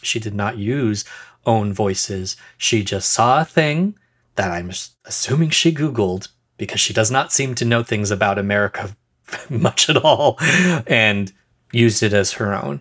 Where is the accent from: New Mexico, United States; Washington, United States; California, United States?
New Mexico, United States; I'm from New Mexico